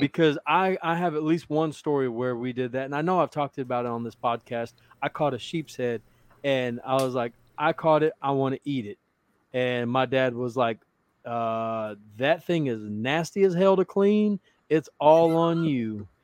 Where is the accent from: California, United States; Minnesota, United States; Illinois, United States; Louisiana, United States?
Louisiana, United States; also born or lived in Odessa, Texas; now in Texas, United States; I was born in Louisiana. Louisiana is my home.